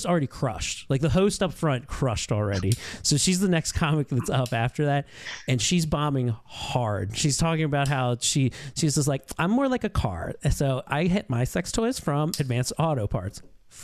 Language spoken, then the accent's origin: English; Baltimore, Maryland, United States; I'm from Baltimore.